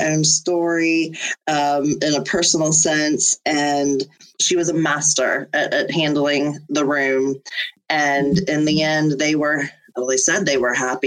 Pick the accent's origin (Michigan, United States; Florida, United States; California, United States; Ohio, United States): Florida, United States; Panama City; now in St. Petersburg, United States; I come from the Panhandle, from Panama City, and the landscape is very similar here in St. Pete to my hometown